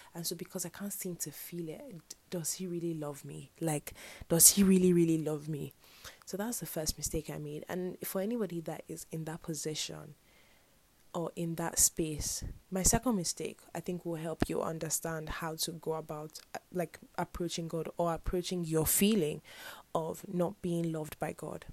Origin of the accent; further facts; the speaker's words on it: Nigeria; I'm Nigerian